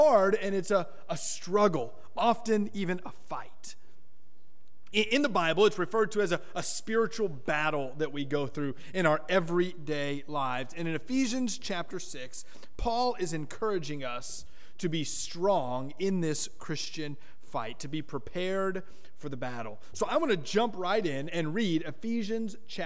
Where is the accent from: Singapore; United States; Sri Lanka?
United States; Miami, Florida; I grew up in South Florida, Miami, Florida